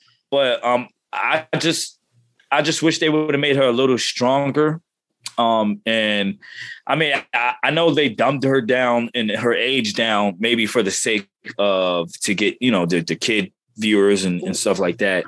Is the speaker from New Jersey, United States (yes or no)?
yes; New Jersey, United States; I grew up in North Jersey.